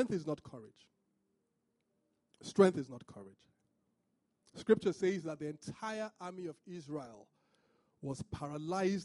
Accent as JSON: {"language": "English", "town": "Benin City", "region": "Edo", "country": "Nigeria", "said": "I'm from Benin, which is not exactly Niger Delta."}